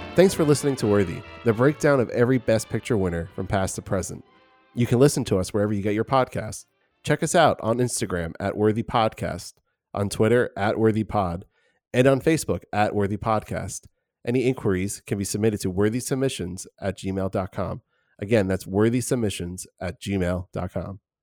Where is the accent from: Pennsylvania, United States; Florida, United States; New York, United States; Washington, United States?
New York, United States; Suffern; the Suffering Country Playhouse, which is in my hometown